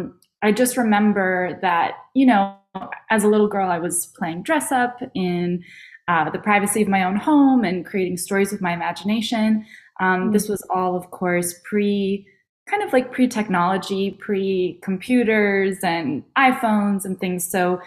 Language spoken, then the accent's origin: English; New York, United States; I'm from New York